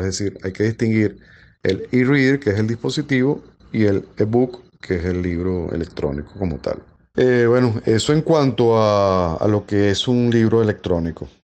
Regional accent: Caracas, Capital District, Venezuela; soy de Caracas, Venezuela

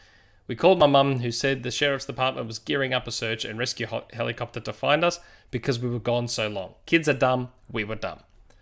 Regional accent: California, United States; So I grew up in the Desert Empire in Southern California. I lived about a mile from the big desert hills that stretch for miles.

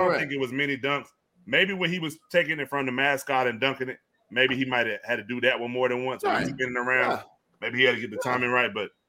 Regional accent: Fayetteville, North Carolina, United States; I'm from Fayetteville

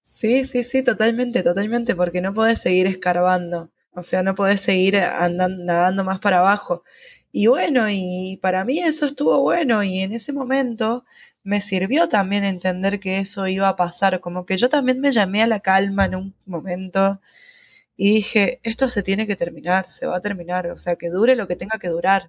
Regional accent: San Rafael, Mendoza, Argentina; moved away as an adult; San Rafael, que es de donde yo soy

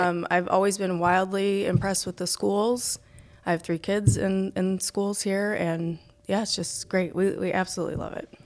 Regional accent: New Lenox, Illinois, United States; moved away as an adult; also born or lived in Mokena, Illinois; now in Manhattan, Illinois, United States; I grew up in New Lenox

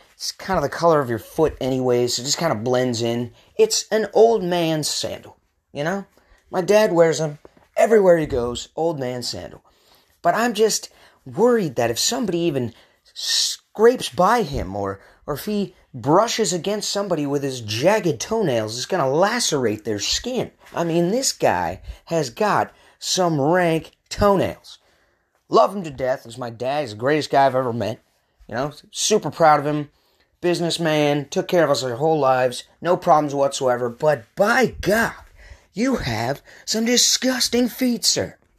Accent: Portland, Oregon, United States; also born or lived in Redmond, Washington; I was born in the Seattle area, Redmond to be exact. However, I did not spend much time there as I moved to Portland at the young age of two.

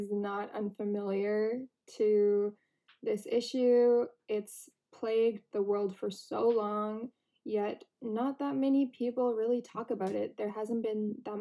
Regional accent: Canada; when I was growing up in Canada

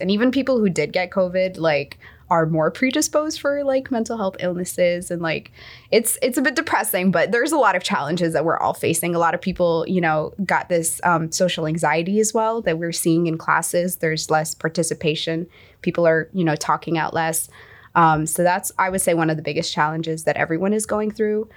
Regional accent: United Arab Emirates; moved away as an adult; also born or lived in Egypt; now in United States; I am from the United Arab Emirates. I am originally from Egypt

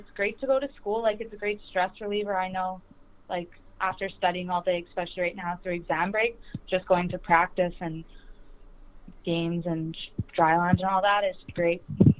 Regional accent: Lethbridge, Alberta, Canada; I'm from Lethbridge, and so I grew up playing Ringette here.

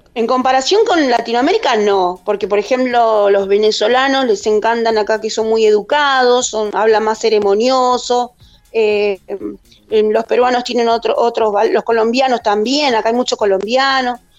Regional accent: Argentina; moved away as an adult; now in Spain; somos argentinos, donde estemos somos argentinos

